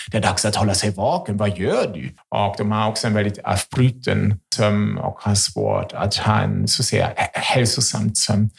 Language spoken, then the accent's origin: Swedish; Germany; Swedish is a second language; now in Sweden; Jag är ju en tysk